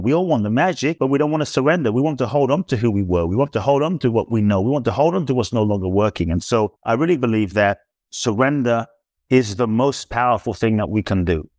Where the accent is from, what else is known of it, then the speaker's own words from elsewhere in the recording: London, United Kingdom; also born or lived in Ghana; now in United States; I was born in Ghana, West Africa. My father's from Ghana. My mother is Japanese. I grew up in London. I live in the U S